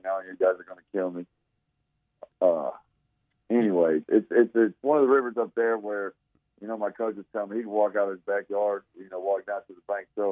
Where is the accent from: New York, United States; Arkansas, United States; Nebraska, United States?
Arkansas, United States; Northwest; I moved down there when I was in sixth grade. So I grew up in Northwest Arkansas